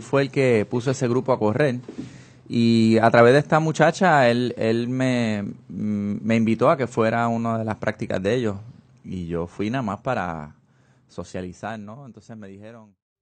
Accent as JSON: {"language": "Spanish", "town": "San Juan", "country": "Puerto Rico", "moved": "yes", "lives_now": "California, United States", "said": "yo soy de San Juan"}